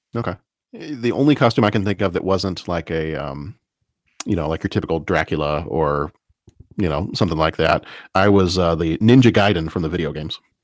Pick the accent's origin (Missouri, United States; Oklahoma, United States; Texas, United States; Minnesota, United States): Texas, United States; growing up in Texas